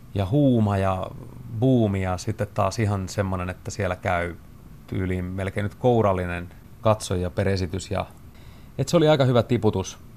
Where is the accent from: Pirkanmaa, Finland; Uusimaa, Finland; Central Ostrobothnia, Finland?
Pirkanmaa, Finland; Tampere; moved away as an adult; also born or lived in Lahti; muutin pois Tampereelta ja pois niiltä niin kuin tutuista kaveriporukoista ja pois vanhempien suojista